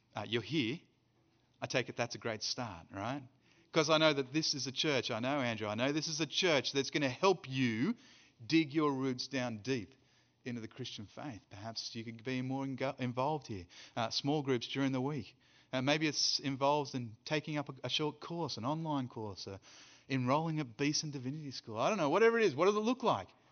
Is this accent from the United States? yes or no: no; Australia; now in South Africa; I'm an Australian who lives in South Africa and who's preaching in Birmingham